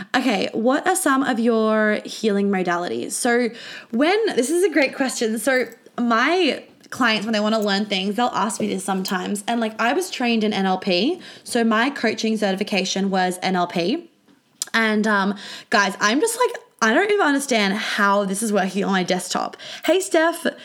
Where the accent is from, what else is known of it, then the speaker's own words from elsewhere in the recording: Australia; when I was flying home from London to Australia